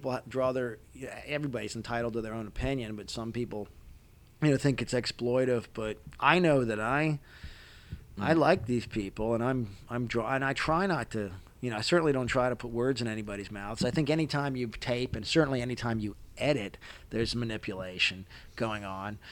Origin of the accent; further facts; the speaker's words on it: Maryland, United States; accent: Maryland; I'm from Maryland. I have a Maryland accent.